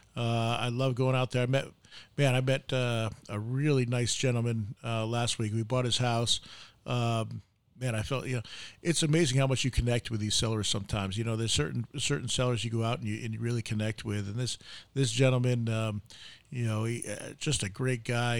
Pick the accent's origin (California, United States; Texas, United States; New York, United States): New York, United States; now in Arizona, United States; I'm, I'm from New York